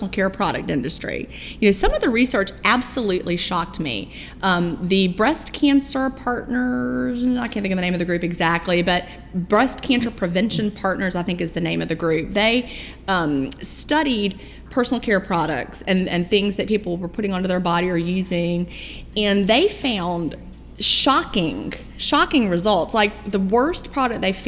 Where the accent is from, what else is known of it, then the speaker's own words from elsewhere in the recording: Augusta, Georgia, United States; I'm from Augusta, Georgia